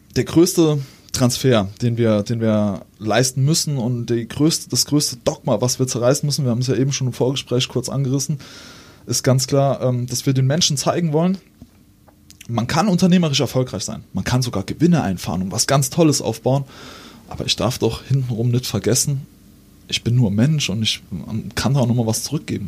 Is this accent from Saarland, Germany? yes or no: yes; Saarbrücken, Saarland, Germany; bei uns in Saarbrücken im Nauwieser Viertel